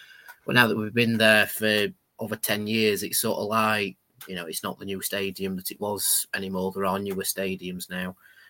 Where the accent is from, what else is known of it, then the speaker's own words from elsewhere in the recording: Rotherham, Yorkshire and the Humber, United Kingdom; we're all from Rotherham, we're all Rotherham fans